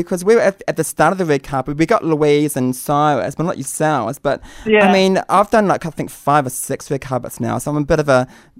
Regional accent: New Zealand; being a Kiwi

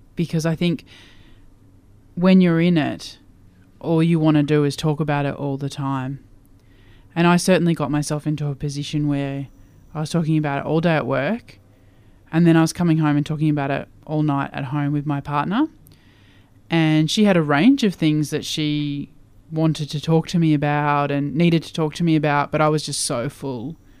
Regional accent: Queensland, Australia; I grew up in Queensland

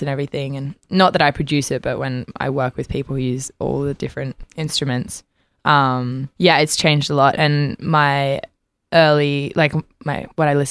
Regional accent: Port Macquarie, New South Wales, Australia; moved away as an adult; also born or lived in Brisbane; now in Los Angeles, United States; I was born in Brisbane and I grew up in Port Macquarie.

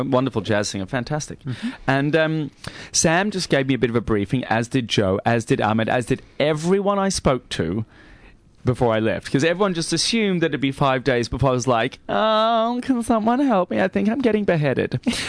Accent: Australia; yeah, mate, yeah, I'm Australian, yeah.

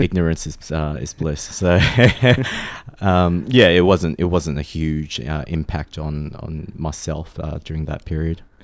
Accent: Australia; also born or lived in Malaysia; having grown up in Australia, um, y, you know, I do also identify myself as being Australian

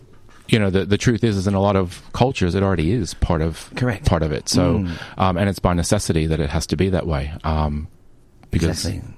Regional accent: New Jersey, United States; moved away; Northern New Jersey, right outside of New York.

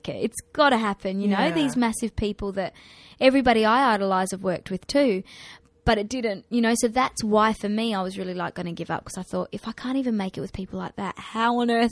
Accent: Perth, Western Australia, Australia; moved away as an adult; I missed Perth

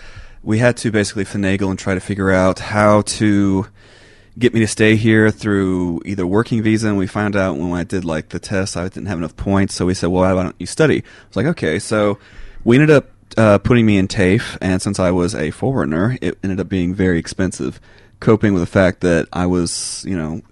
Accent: Texas, United States; People seem to think I'm Canadian, and that's the weird thing, is that because I'm actually from Texas

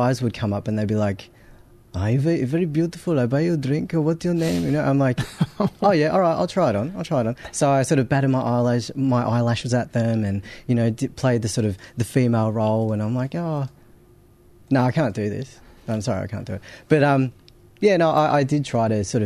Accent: Australia; also born or lived in Brazil / San Francisco, California, United States; I was about 6 years old when we came to Australia.

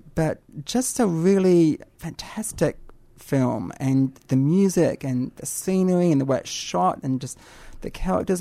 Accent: New Zealand; growing up in New Zealand

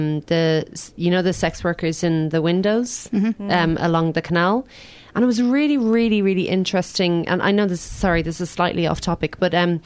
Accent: Ireland; now in Australia; I'm an Irish

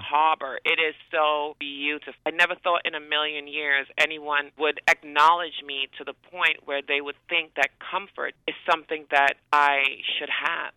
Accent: Tobago, Trinidad & Tobago; moved away; coming from a small island, um, I'm from Trinidad and Tobago, the smaller island of Tobago

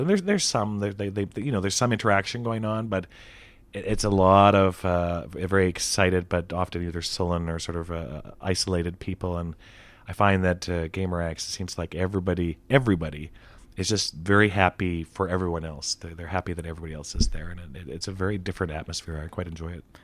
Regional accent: Canada; I'm from Canada

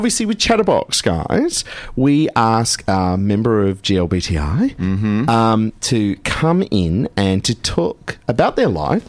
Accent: Western Australia, Australia; I grew up in Western Australia.

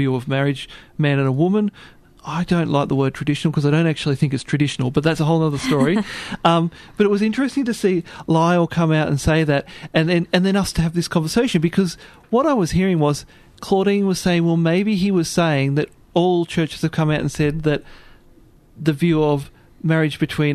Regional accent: Ballarat, Victoria, Australia; I come from Ballarat

